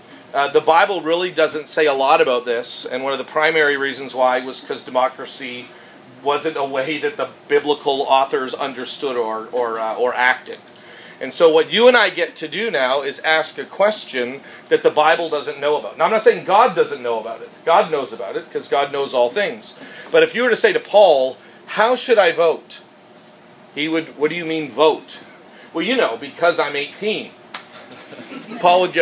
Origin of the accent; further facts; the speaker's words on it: Canada; now in United States; I'm Canadian.